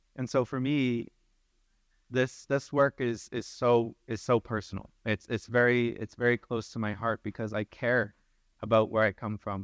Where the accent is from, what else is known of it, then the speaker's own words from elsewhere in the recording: Sturgeon Lake Cree Nation, Alberta, Canada; I'm from Surgeon Lake Cree Nation, proud citizen of and Treaty eight territory.